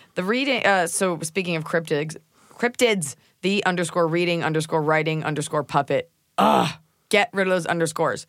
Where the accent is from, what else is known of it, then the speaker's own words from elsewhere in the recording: Texas, United States; I'm from Texas